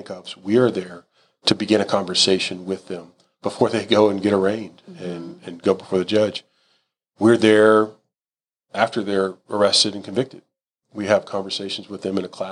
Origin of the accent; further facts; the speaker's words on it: Houston, Texas, United States; I'm a Houston guy. Like this, I'm a native. I'm as Texan as it gets